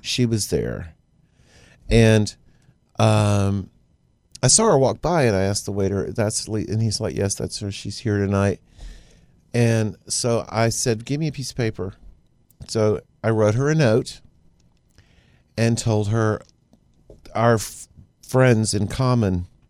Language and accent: English; Baytown, Texas, United States; growing up in Baytown